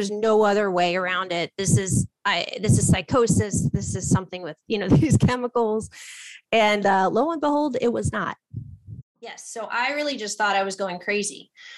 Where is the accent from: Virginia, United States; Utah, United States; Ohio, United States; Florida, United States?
Ohio, United States; I'm very scientific. I'm from Ohio originally. My parents are teachers.